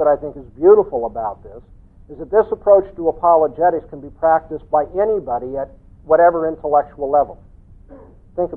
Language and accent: English; Southern California, United States; I come from Southern California